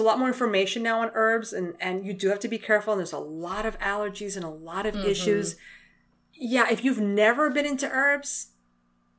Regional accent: New York, United States; I'm a Latin from Manhattan

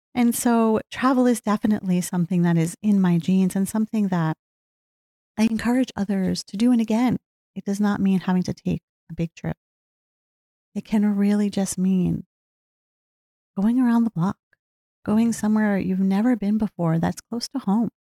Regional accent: New Jersey, United States; also born or lived in Pennsylvania; I grew up in New Jersey, lived here most of my life.

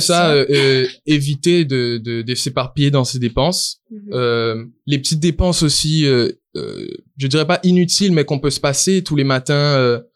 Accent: Guadeloupe; moved away as an adult; now in Canada; Je suis originaire de la Guadeloupe

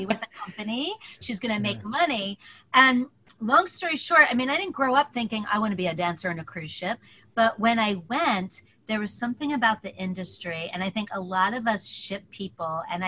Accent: Philadelphia, Pennsylvania, United States; I grew up in Philly, wanted to go to New York, the Big Apple

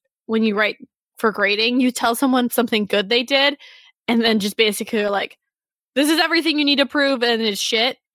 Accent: Cleveland, Ohio, United States; I'm from Cleveland

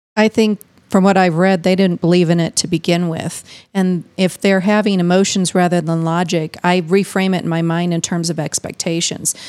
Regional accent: Midwest, United States; I have a pretty, um, Midwestern, rugged, individualistic upbringing

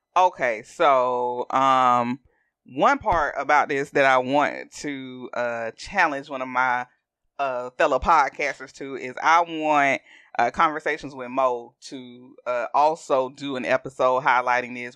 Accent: the South, United States; accent: southern; my southern accent

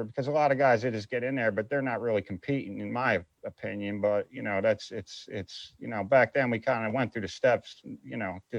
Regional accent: Northeast, United States; because I'm from the Northeast, I never fished the place in my life, dude.

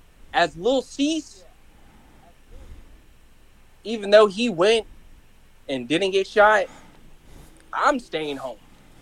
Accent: East Coast, United States; And they want to kill me because I'm from the East Coast.

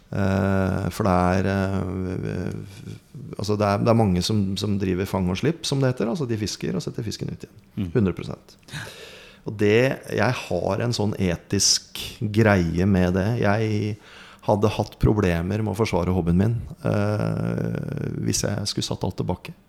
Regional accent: Lardal, Vestfold, Norway; born or raised there

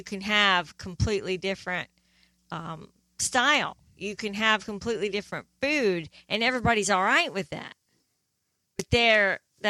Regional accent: East Midlands, United Kingdom; born there; I was born in England.

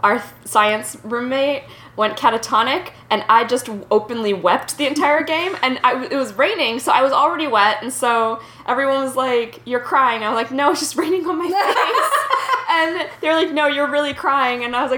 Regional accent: Virginia, United States; We grew up in Northern Virginia.

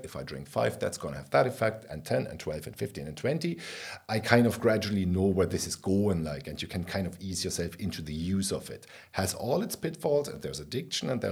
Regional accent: Berlin, Germany; I grew up in West Berlin in the 70s and 80s

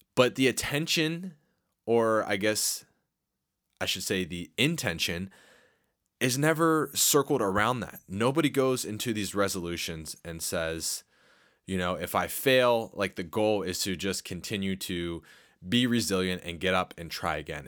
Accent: Harrisburg, Pennsylvania, United States; my hometown of uh, Harrisburg

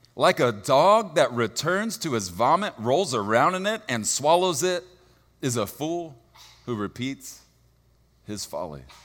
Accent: Texas, United States; I'm from Texas, and, and so it will make sense that I don't use good English

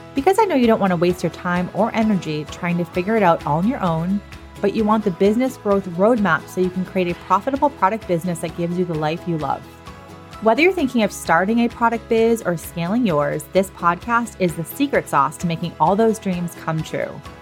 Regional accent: Massachusetts, United States; I'm from Massachusetts. I am a proud masshole, as we like to call ourselves.

